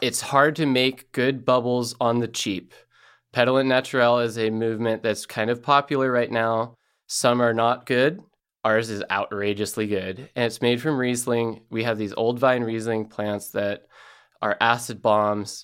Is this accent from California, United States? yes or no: no; Elkton, Oregon, United States; moved away as an adult; also born or lived in Indianapolis / Chicago; growing up in Elkton and around the vineyard